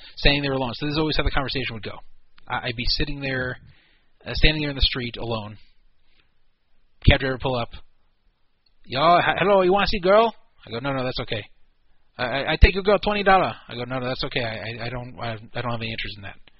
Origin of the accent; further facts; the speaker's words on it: United States; Being an American